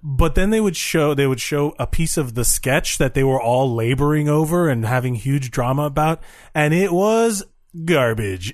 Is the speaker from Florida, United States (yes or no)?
yes; Miami, Florida, United States; now in New York, United States; I'm from Miami where everyone has cocaine and Cuban coffee